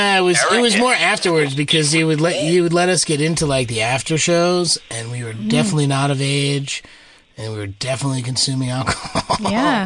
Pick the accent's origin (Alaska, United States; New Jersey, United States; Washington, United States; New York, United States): New Jersey, United States; I grew up in New Jersey. It's a lovely place.